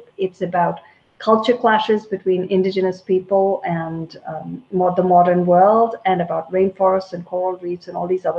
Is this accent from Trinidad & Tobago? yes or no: no; India; moved away as an adult; also born or lived in England; now in United States; So I grew up in India. So I was born in India, and I grew up and I was there for most of my childhood and most of my teen years.